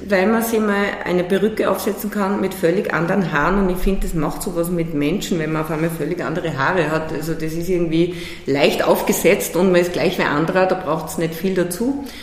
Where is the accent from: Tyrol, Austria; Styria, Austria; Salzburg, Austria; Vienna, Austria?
Salzburg, Austria; born there; Ich bin geboren Salzburg Stadt